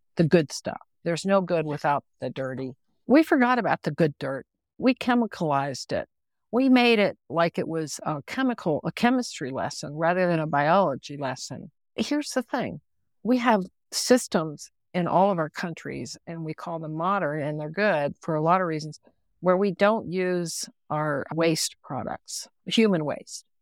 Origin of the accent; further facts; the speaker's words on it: West Virginia, United States; also born or lived in Chihuahuan Desert; I grew up in West Virginia.